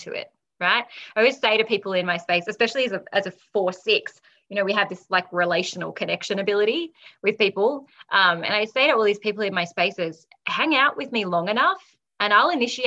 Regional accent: Australia; being Australian

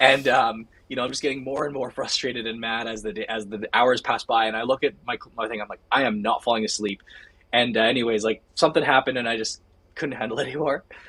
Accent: Canada; We're the Canadian guys.

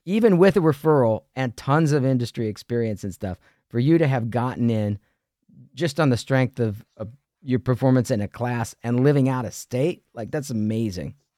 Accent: Ohio, United States; moved away as an adult; also born or lived in New York City / Los Angeles; I grew up in Ohio

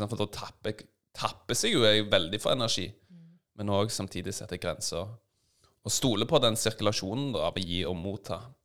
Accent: Stavanger, Rogaland, Norway; Jeg vokste opp i Stavanger

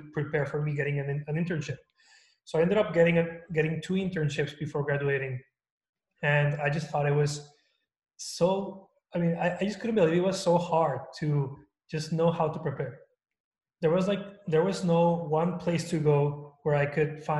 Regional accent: Torreón, Coahuila, Mexico; moved away as an adult; also born or lived in El Paso, Texas; now in United States; I was born and raised in Mexico in Torreón, Coahuila. I lived there for like 19 years before I moved to the US for college.

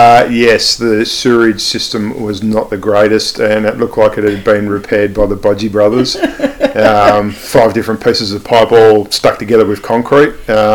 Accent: Sydney, New South Wales, Australia; moved away; I grew up in Sydney, nowhere near a farm. I grew up in the Shire in Sutherland, in Sydney, in Sutherland. I went to school up there. Not much to do with farming at all.

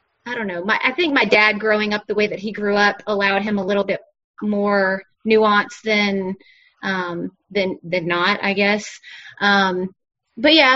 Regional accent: Blythewood, South Carolina, United States; accent: Southern; also born or lived in Irmo, South Carolina; I'm from Blythewood, South Carolina, which is about 45 minutes from where we live now. My family has been in Blythewood since like the 1700s

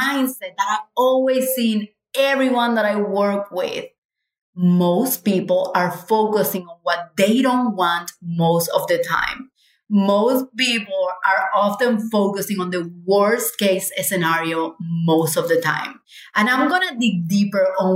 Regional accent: Cuba; moved away; we are from Cuba.

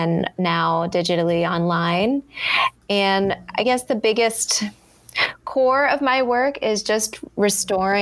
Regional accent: Baltimore, Maryland, United States; moved away as an adult; now in New Zealand; I'm from Baltimore City. So I grew up in Baltimore.

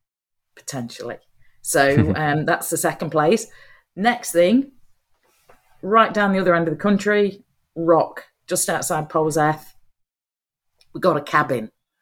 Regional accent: Nottingham, East Midlands, United Kingdom; moved away; my old home, we're going to Nottingham. So I'm going home. So there'll be plenty. See how my accent changes over the space of 2 days.

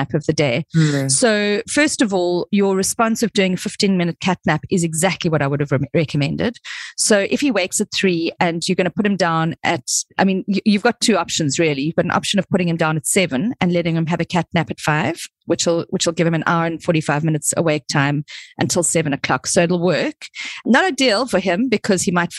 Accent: South Africa; I come from South Africa

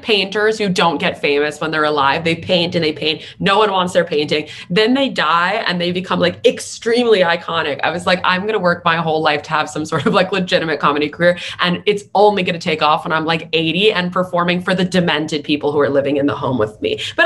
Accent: New York City, New York, United States; growing up in New York City

